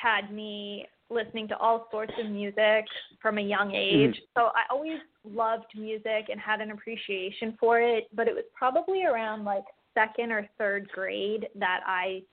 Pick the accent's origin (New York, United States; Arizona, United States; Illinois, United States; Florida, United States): Florida, United States; Lighthouse Point; also born or lived in Falmouth, Massachusetts; I grew up in Lighthouse Point, Florida, and was born in Falmouth, Massachusetts.